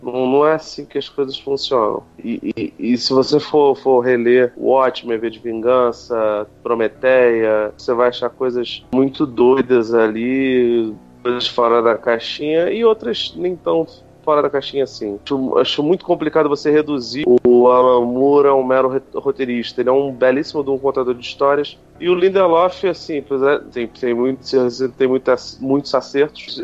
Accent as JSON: {"language": "Portuguese", "country": "Brazil", "said": "a gente é brasileiro, né, A gente é latino"}